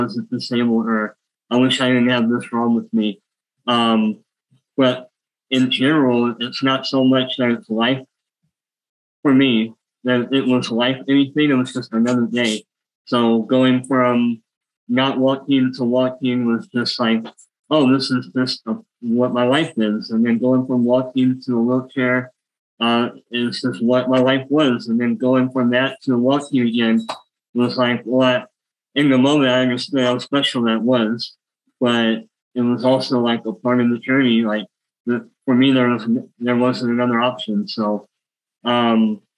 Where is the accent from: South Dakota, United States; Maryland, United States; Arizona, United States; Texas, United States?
Texas, United States; Houston; I grew up with high school in a small town, started commuting to go to the University of Houston, moved back. I was born in Houston